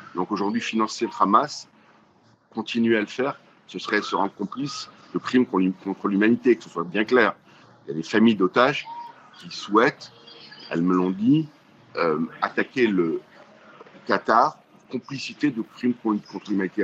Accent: France; chez nous en France

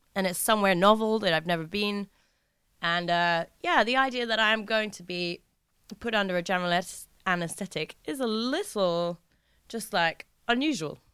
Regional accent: England, United Kingdom; as an English person

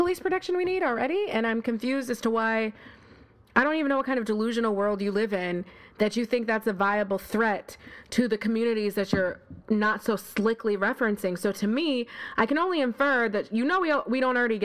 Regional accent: Buffalo, New York, United States; moved away as an adult; also born or lived in Harlem, New York City; now in New York City, United States; I'm not from here. I grew up in Buffalo, New York, with a house and a swing

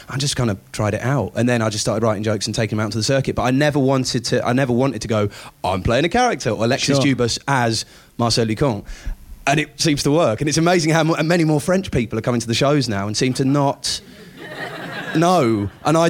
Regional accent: Buckinghamshire, South East England, United Kingdom; Oh, Buckinghamshire originally, actually

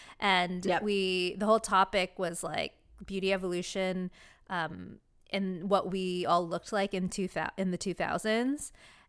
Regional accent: California, United States; I'm from Orange County.

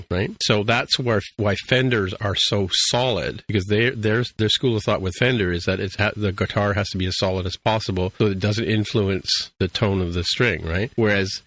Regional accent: Canada; I'm Canadian

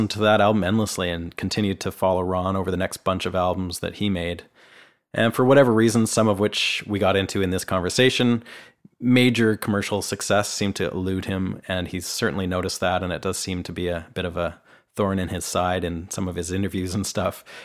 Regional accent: Canada; moved away as an adult; now in Nashville, United States; I'm a Canadian guitarist, songwriter, producer, and engineer, and I've been living and working here in Nashville for the last four years.

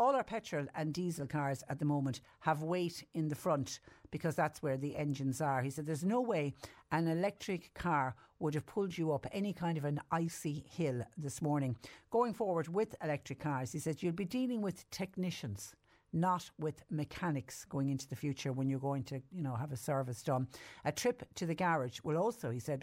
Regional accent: Ireland; now in Mallow, Ireland

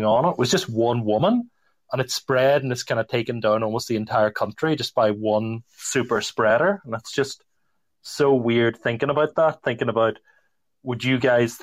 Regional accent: Northern Ireland, United Kingdom; I'm from Northern Ireland, which would be part of the UK

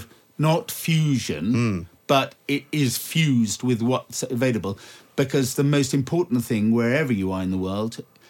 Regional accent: Singapore; also born or lived in Malaysia / Indonesia / Thailand; Because I was born and brought up in the Far East.

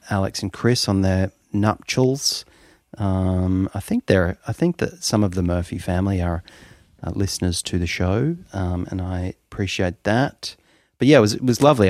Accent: Melbourne, Victoria, Australia; also born or lived in Toronto; I was born in Melbourne, and then when I was about six years old, I was whisked away to Toronto and lived there for about three years

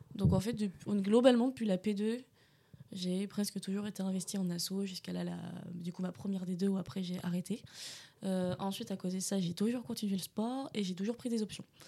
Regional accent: Bordeaux, Nouvelle-Aquitaine, France; moved away as an adult; now in Angers, France; je suis née à Bordeaux et du coup je suis venue sur Angers pour faire ma première année

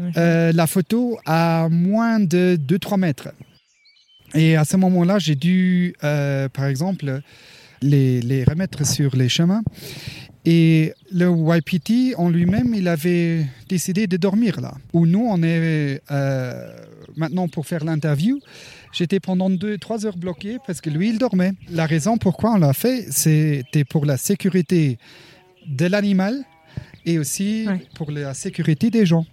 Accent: Luxembourg; moved away as an adult; now in Colorado, United States; j'ai travaillé 11 ans à la douane luxembourgeoise avant que j'ai euh, déménagé aux États-Unis. Et j'étais aussi euh, ambulancier et pompier volontaire au Luxembourg.

